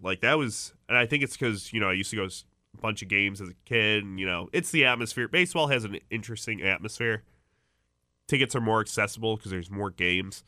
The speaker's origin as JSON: {"language": "English", "town": "Chicago", "region": "Illinois", "country": "United States", "moved": "yes", "said": "I'm from Chicago"}